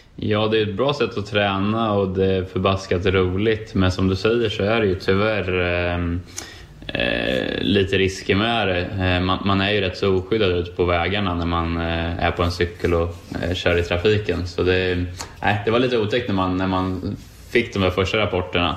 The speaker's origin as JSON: {"language": "Swedish", "country": "Sweden", "also_born_or_lived": "United States", "moved": "as an adult", "said": "hemma i Sverige"}